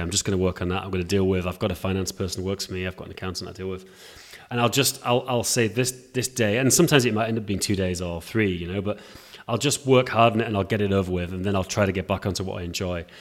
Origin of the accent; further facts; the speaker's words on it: England, United Kingdom; now in Prague, Czech Republic; I live in Prague, although I'm English